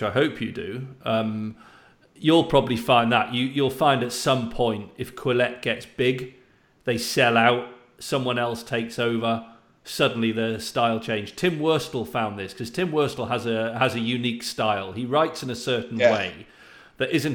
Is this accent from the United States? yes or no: no; United Kingdom; I'm British